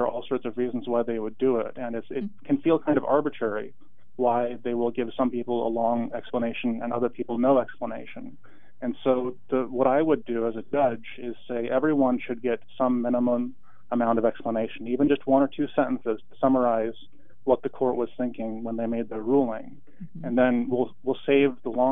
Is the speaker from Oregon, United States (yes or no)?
yes; Portland, Oregon, United States; also born or lived in Walla Walla, Washington / Washington, D.C. / Salem, Oregon; I grew up in Portland in the Montevilla neighborhood, which kind of straddles northeast and southeast along 82nd.